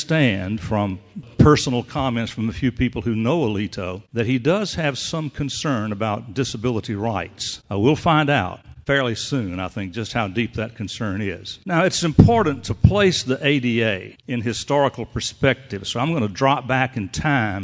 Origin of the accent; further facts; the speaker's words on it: Georgia, United States; my home state of Georgia